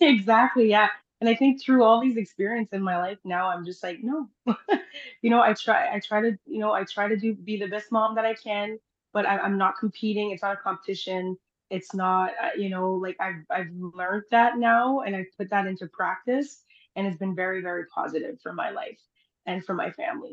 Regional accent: Timmins, Ontario, Canada; also born or lived in Haiti; I live in Timmins, Ontario

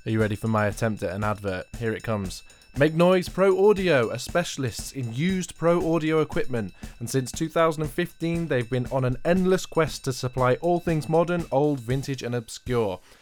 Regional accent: Milton Keynes, South East England, United Kingdom; I'm from Milton Keynes

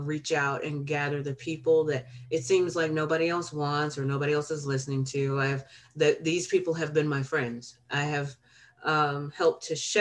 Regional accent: Alabama, United States; moved away; also born or lived in Chicago, Illinois / Peoria; I was born in Chicago, but I was raised in Alabama.

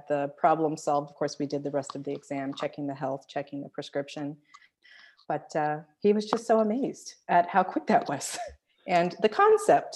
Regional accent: California, United States; my home state, California

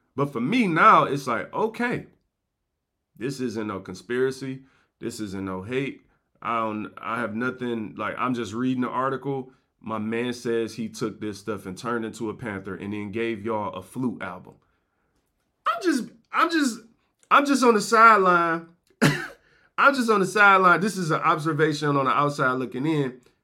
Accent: Detroit, Michigan, United States; I'm from Detroit

